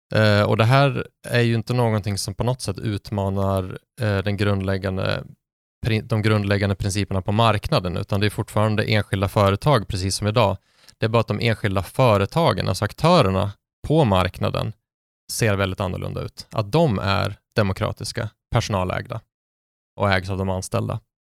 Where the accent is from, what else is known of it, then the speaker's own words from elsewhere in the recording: Sundsvall, Västernorrland County, Sweden; Sundsvall där jag är från